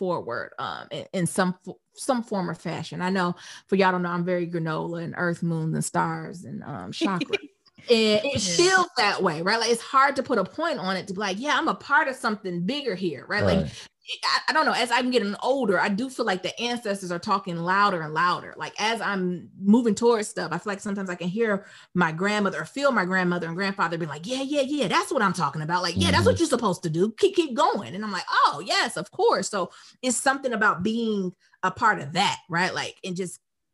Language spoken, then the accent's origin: English; Detroit, Michigan, United States; growing up in Detroit